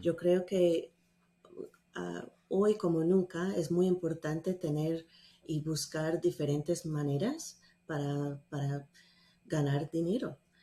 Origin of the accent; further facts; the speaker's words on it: Atlanta, Georgia, United States; accent: mixed, gringa; Spanish is a second language; also born or lived in Salamanca, Spain; yo crecí aquí en Atlanta, Georgia